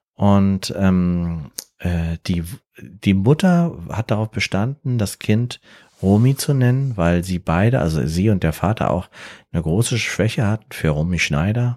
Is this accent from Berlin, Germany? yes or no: yes; Berlin, Germany; ich komme aus Berlin